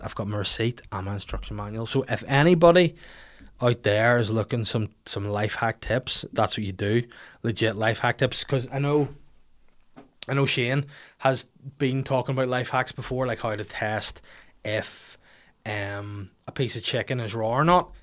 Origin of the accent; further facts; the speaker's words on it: Bangor, Northern Ireland, United Kingdom; on the high street in my hometown in Bangor